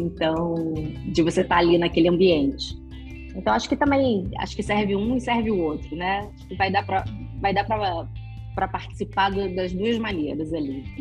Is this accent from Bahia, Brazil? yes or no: no; Rio de Janeiro, Brazil; moved away as an adult; now in São Paulo, Brazil; Eu sou carioca